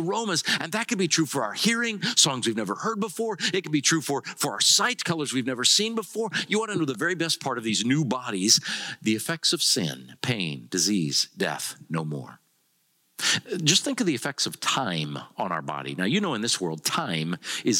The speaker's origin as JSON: {"language": "English", "region": "Iowa", "country": "United States", "tie": "born or raised there", "said": "I grew up in Iowa. I grew up out in the country on a gravel road, rural route 2"}